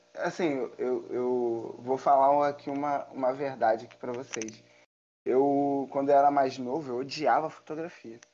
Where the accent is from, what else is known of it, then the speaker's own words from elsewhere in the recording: Rio de Janeiro, Brazil; eu sou Rio de, do Rio de Janeiro, sou carioca da gema aí. Nascido e criado no Rio de Janeiro.